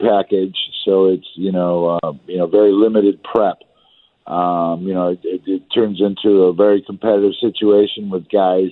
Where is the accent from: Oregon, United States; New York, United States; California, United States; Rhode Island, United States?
California, United States; Southern; I grew up in Southern Cal